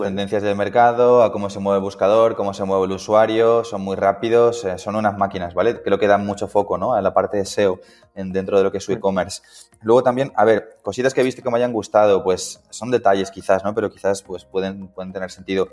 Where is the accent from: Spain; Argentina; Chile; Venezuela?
Spain; Coslada, Community of Madrid; vivo en Coslada, ¿vale? Dentro de Madrid, soy de Coslada